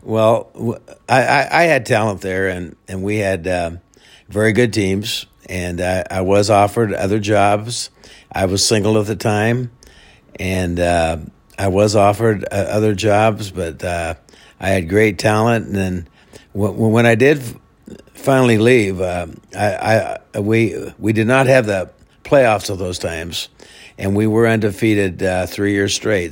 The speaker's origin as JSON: {"language": "English", "town": "Melcher", "region": "Iowa", "country": "United States", "tie": "born or raised there", "said": "originally from, uh, Melcher, Iowa. It's a, uh, small town, uh, forty miles, uh, south of Des Moines. Born and raised there"}